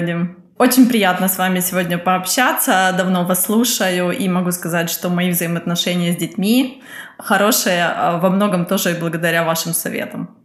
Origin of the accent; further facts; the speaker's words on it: Kyiv, Ukraine; moved away as an adult; now in Germany; я из Украины. Но временно живу в Германии